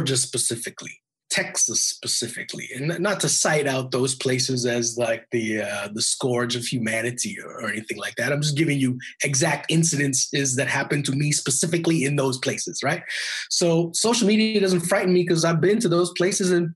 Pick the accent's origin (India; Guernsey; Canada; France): Canada; Edmonton, Alberta; I grew up in Edmonton, Alberta, which is north of Montana in Canada, right?